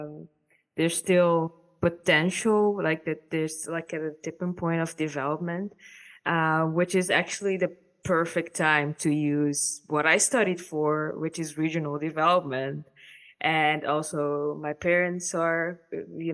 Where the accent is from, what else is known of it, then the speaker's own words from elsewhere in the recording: Caribbean Netherlands; now in Netherlands; I'm from the Caribbean and I've been here for 13 years now